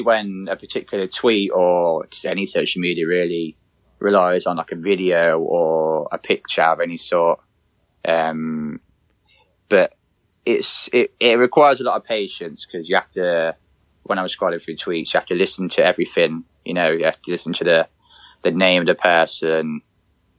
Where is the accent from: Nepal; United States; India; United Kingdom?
United Kingdom; Coventry, West Midlands; go to Coventry games and stuff like that in obviously my hometown